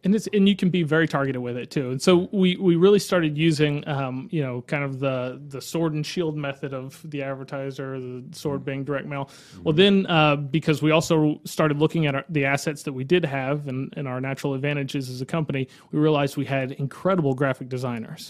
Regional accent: Live Oak, Florida, United States; I grew up in Live Oak

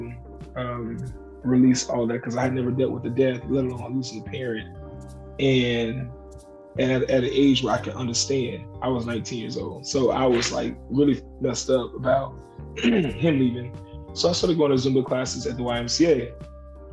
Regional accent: Jacksonville, Florida, United States; also born or lived in Orlando, Florida; I'm from Jacksonville, Florida

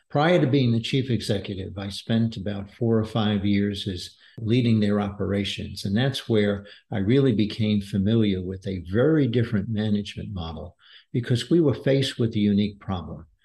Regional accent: New York City, New York, United States; moved away as an adult; also born or lived in Washington, D.C. / Denver, Colorado; now in Texas, United States; I grew up in uh, Brooklyn, New York, an avid New York Mets fan

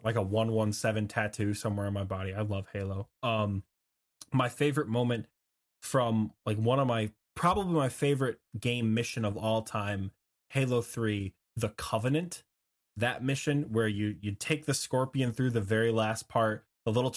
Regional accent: Michigan, United States; in my home state in Michigan

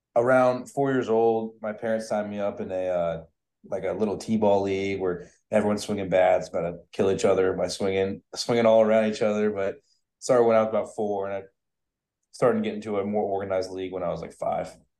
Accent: Tampa, Florida, United States; I'm from Tampa

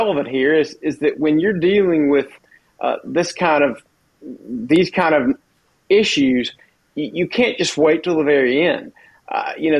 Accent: South Carolina, United States; I'm from South Carolina. Grew up in South Carolina politics

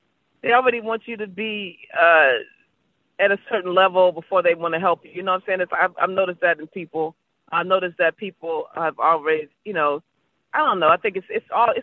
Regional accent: Baltimore, Maryland, United States; I'm from Baltimore

